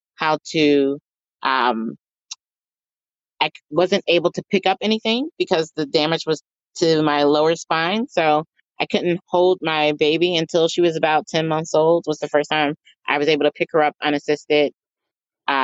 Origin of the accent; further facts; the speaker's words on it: Philadelphia, Pennsylvania, United States; I am from Philadelphia, and our food of choice are either hoagies or cheesesteaks